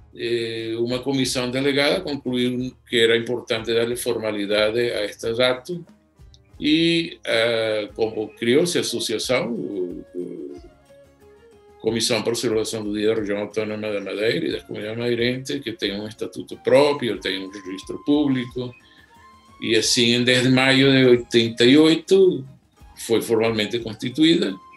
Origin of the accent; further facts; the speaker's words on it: Caracas, Capital District, Venezuela; eu nasci em Caracas